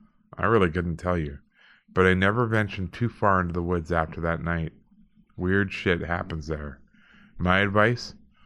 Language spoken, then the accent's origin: English; Alberta, Canada; I grew up in Alberta, you know, and we were pretty close to a lot of rural people, and they just didn't lock their doors.